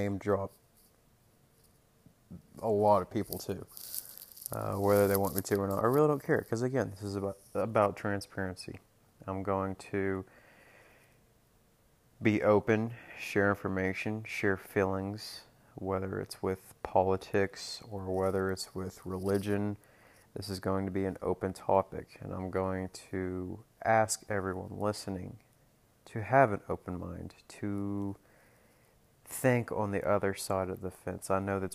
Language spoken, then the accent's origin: English; Norman, Moore, Oklahoma City, United States; Oklahoma City, Oklahoma, Norman, Oklahoma, Moore, Oklahoma, those are my stomping grounds.